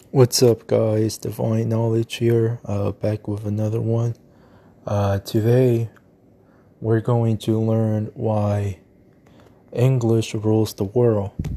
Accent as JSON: {"language": "English", "country": "United States", "said": "I'm American"}